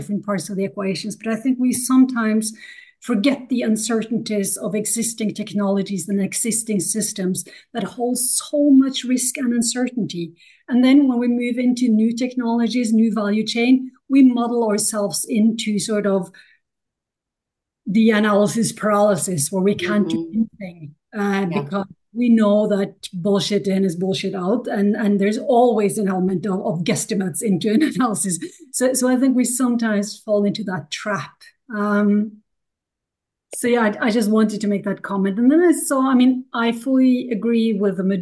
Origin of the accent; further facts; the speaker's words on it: Norway; also born or lived in United States; I'm coming from Norway.